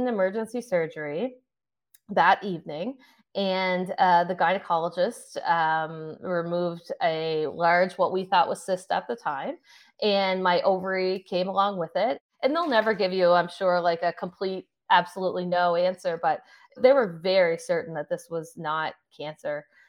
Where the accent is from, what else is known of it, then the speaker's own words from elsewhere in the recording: Sydney, Nova Scotia, Canada; I'm from Sydney, Nova Scotia